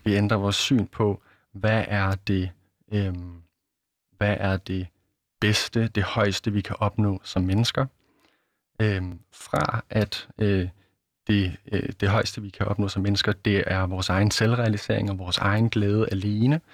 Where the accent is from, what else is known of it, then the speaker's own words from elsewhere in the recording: Denmark; jeg vesterlænding og dansker